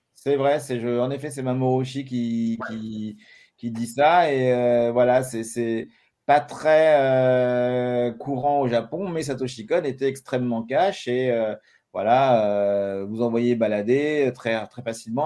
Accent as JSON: {"language": "French", "country": "France", "said": "je suis français"}